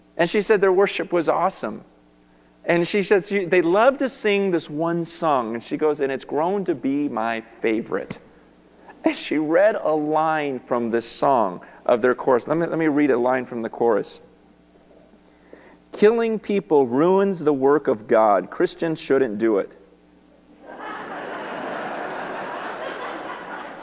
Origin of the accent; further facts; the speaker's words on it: United States; I'm from America